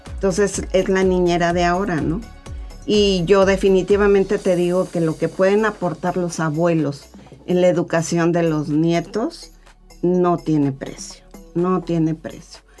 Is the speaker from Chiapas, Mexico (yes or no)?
no; Mexico City, Mexico; moved away; la Ciudad de México porque ahí es donde yo soy chilanga, como dijeran por acá